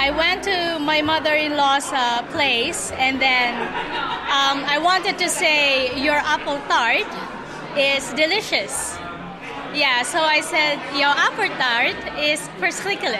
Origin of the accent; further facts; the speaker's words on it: Philippines; moved away as an adult; now in Netherlands; I'm originally from the Philippines